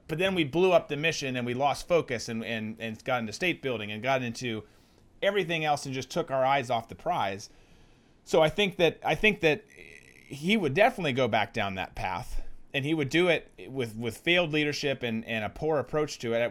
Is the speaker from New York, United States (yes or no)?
no; Minnesota, United States; I'm from Minnesota